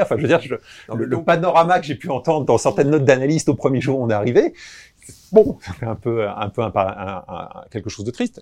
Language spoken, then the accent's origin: French; Créteil, Île-de-France, France; Je suis né à Créteil